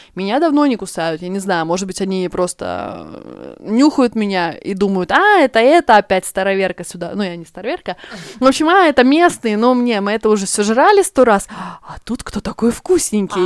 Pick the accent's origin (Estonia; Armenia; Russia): Estonia; moved away as an adult; now in Sweden; я девочка из Эстонии, приехала работать в Швецию